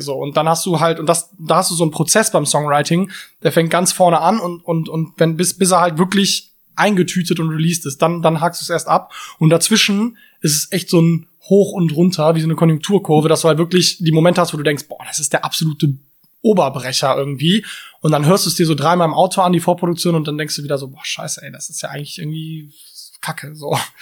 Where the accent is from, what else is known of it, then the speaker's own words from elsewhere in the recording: Cologne, North Rhine-Westphalia, Germany; ich bin ähm, in Löwenich groß geworden